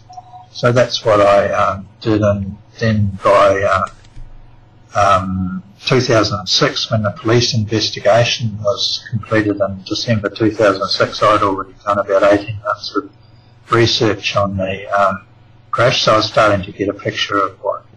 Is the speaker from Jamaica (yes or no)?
no; New Zealand; moved away as an adult; now in Australia; I'm actually a New Zealander. I was born in New Zealand. I've been in Australia, though, for about something like 26 years